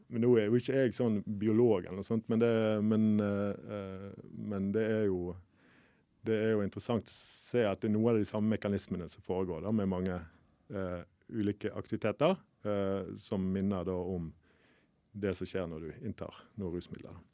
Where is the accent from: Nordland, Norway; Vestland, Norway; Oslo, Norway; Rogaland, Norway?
Vestland, Norway; Bergen; jeg kommer fra Bergen